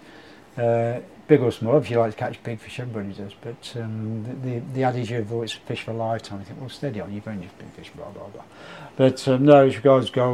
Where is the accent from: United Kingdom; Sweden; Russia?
United Kingdom; Leicester, East Midlands; also born or lived in Nottingham; I was born in Nottingham but lived in Leicester most of my life